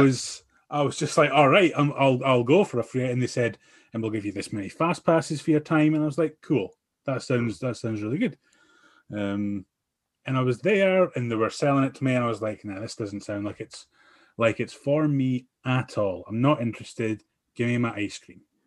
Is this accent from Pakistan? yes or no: no; Aberdeen, Scotland, United Kingdom; I'm from Aberdeen